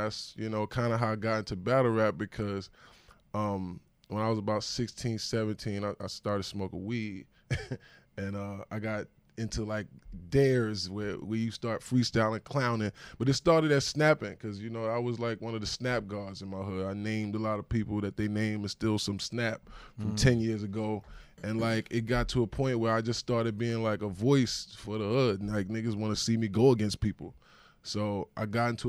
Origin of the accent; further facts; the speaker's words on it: East Orange, New Jersey, United States; also born or lived in Detroit, Michigan; we came back, and I lived in East Orange, New Jersey, when I first came to Ill Town